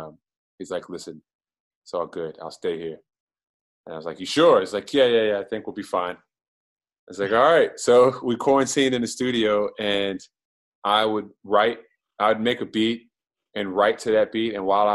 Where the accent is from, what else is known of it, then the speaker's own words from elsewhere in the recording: Maryland, United States; I'm from Prince George's County, Maryland. For those outside of the area, the minute you say you're from Maryland, people think that you're from Baltimore. Mm. And I'm from a suburb of Washington, D.C.